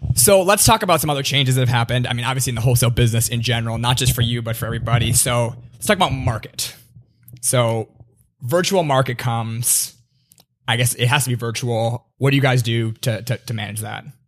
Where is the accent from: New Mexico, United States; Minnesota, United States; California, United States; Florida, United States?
Minnesota, United States; now in New York, United States; I grew up in Minnesota